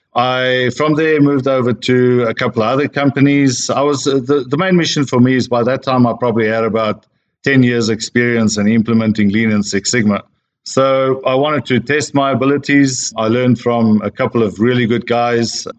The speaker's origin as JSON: {"language": "English", "country": "South Africa", "tie": "born or raised there", "also_born_or_lived": "Australia / Sydney, Australia / United States / Europe", "moved": "as an adult", "said": "I'm a South African born Australian slash American slash European now."}